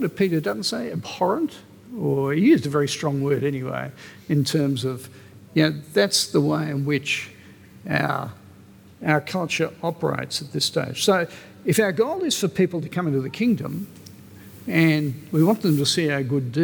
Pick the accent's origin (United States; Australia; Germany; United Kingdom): Australia; My passport says I'm Australian.